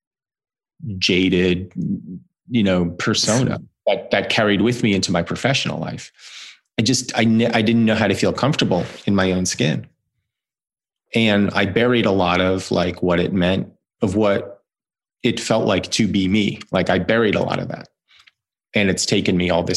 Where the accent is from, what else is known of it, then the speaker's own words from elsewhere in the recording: New Jersey, United States; I grew up in New Jersey in the mid-1980s